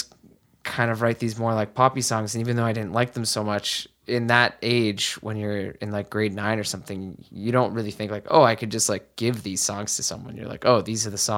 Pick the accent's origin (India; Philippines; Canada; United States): Canada; Mississauga, Ontario; I grew up in Mississauga